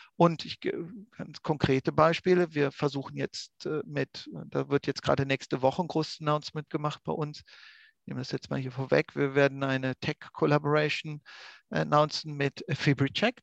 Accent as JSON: {"language": "German", "country": "Austria", "said": "bei uns in Österreich"}